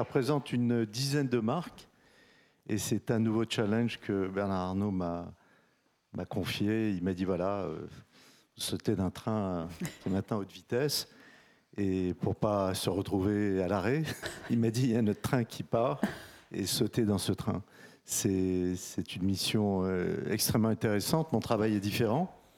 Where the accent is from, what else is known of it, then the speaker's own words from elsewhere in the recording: Casablanca, Casablanca-Settat, Morocco; je suis né à Casablanca, au soleil, c'est là où j'ai eu ma première expérience de mode